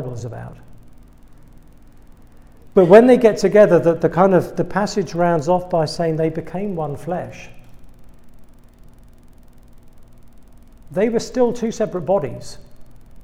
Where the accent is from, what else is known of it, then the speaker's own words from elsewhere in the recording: England, United Kingdom; accent: British; moved away as an adult; now in United States; I'm British. You probably picked that one up by now. That was not a South Dakota accent you've been hearing this evening. I'm from England